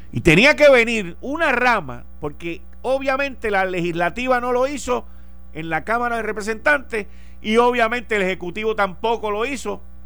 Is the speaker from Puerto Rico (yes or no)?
yes; Puerto Rico; como puertorriqueño